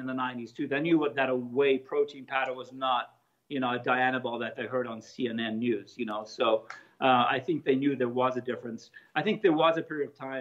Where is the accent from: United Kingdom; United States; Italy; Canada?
Italy; moved away; also born or lived in Australia; I grew up in Australia. I'm from Italy. At 12, I was still in Italy